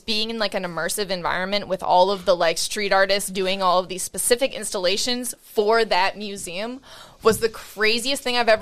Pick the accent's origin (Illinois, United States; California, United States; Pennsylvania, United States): Pennsylvania, United States; Allentown; now in Philadelphia, United States; I'm not from Philly. I'm from Allentown originally